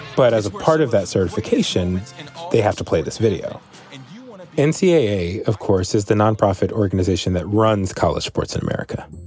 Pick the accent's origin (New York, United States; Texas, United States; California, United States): Texas, United States; San Antonio; I was born in San Antonio